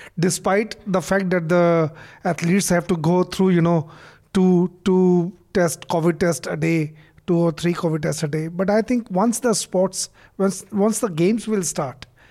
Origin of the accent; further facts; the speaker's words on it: India; as an Indian